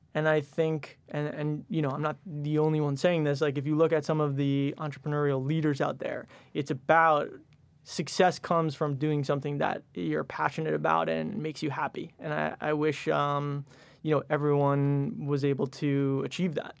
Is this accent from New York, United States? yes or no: yes; Westchester, New York, United States; also born or lived in Michigan; So, I grew up in Westchester, went to Michigan undergrad.